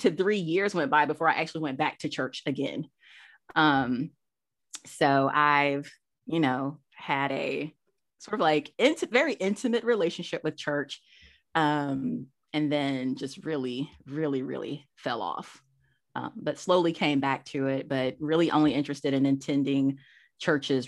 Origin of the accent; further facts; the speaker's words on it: Monroe, Georgia, United States; I'm from Georgia. Grew up in a small town east of Atlanta, between Atlanta and Athens, Monroe